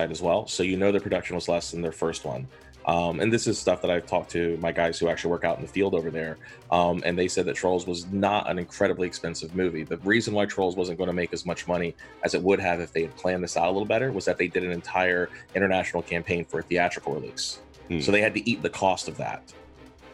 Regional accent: Columbia, South Carolina, United States; now in Charleston, United States; where we grew up in Columbia

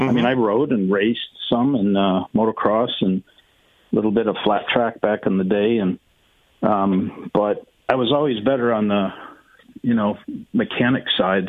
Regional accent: St. Paul, Minnesota, United States; moved away as an adult; also born or lived in Mankato, Minnesota / California; I grew up in St. Paul.

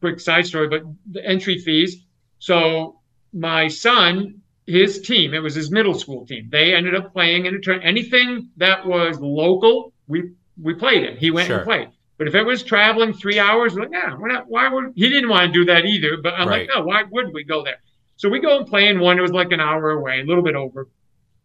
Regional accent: New York area, United States; moved away; I grew up in the New York area

